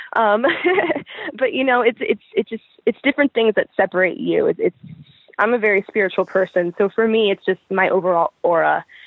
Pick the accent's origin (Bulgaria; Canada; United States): United States; Pennsylvania; also born or lived in Brooklyn, New York; I was born in Brooklyn, New York. Okay. Um, I spent most of my life I've spent growing up in um, Pennsylvania